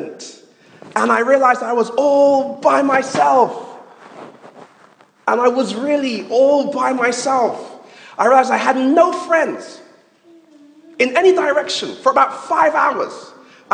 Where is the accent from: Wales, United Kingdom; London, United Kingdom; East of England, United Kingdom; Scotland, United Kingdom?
London, United Kingdom; moved away as an adult; also born or lived in Manchester; I grew up in London. I'm a London boy from London Town, as they say.